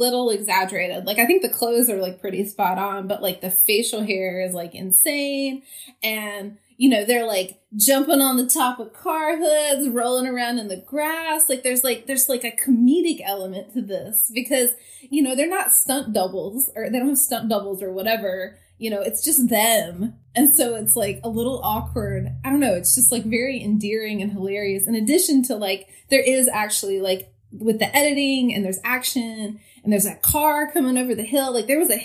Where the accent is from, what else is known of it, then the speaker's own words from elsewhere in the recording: the South, United States; I'm from the South. And so I have... certain inflections are different